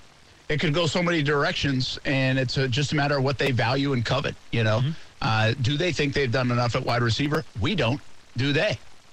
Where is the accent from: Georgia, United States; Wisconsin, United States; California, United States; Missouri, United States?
Georgia, United States; I'm from Georgia